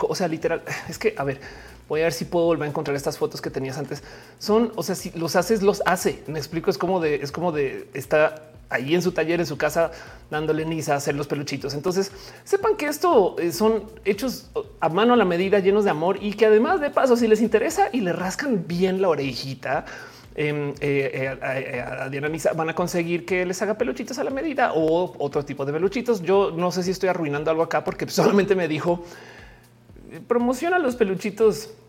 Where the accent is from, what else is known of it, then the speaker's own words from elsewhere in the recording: Argentina; Me encanta, soy de Argentina. Igual no, no llega a Argentina si pides.